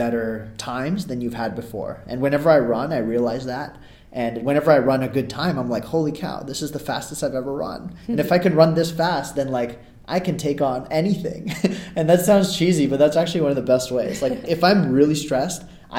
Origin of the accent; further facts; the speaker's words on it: California, United States; also born or lived in Ahmedabad, India; I'm from California, but I was born in Ahmedabad, India, and lived there for like the first 6 years of my life